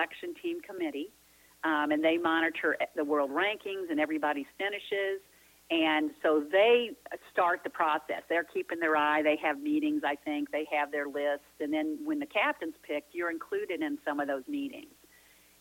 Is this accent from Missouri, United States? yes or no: yes; St. Louis, Missouri, United States; it was my hometown